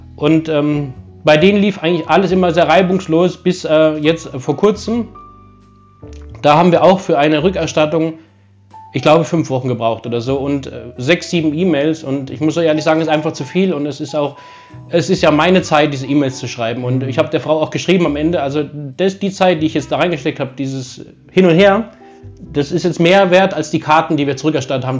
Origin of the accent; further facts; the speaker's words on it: Germany; ich bin Deutscher